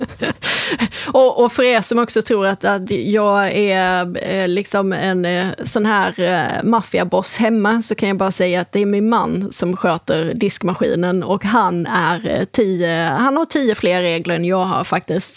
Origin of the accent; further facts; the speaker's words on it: Helsingborg, Skåne, Sweden; moved away; det är ju Helsingborg. Så att det är mina hemtrakter